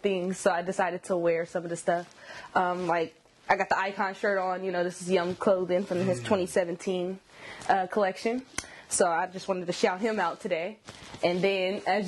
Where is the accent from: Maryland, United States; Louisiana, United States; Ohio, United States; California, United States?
California, United States; Sacramento; I'm from Sacramento